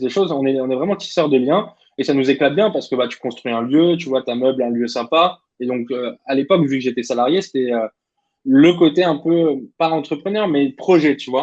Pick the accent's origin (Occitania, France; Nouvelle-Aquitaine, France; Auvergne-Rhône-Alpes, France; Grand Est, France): Auvergne-Rhône-Alpes, France; Clermont-Ferrand; also born or lived in Vichy; Donc, moi, je viens de Clermont-Ferrand